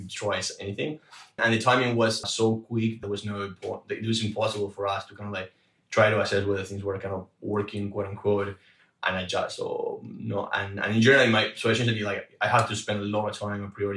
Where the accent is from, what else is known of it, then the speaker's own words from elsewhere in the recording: Argentina; moved away; I'm originally from Argentina